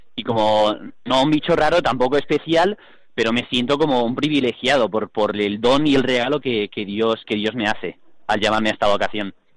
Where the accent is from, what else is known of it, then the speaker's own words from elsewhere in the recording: Seville, Andalusia, Spain; soy de Sevilla